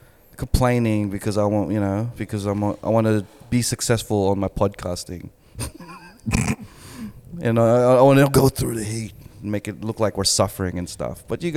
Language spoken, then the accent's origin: English; Australia